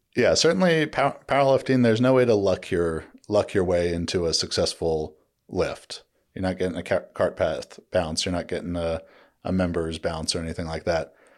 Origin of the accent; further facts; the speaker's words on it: Orange County, California, United States; growing up in Orange County